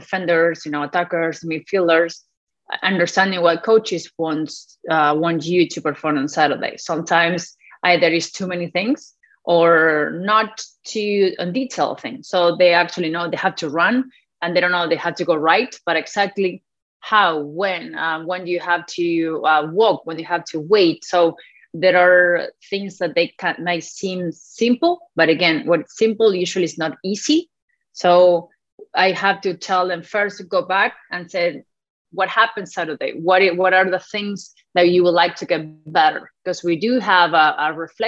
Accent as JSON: {"language": "English", "country": "Argentina", "also_born_or_lived": "Alabama, United States", "first_language": "Spanish", "second_language": "English", "moved": "as an adult", "lives_now": "United States", "said": "I come from Argentina, where soccer is like a religion"}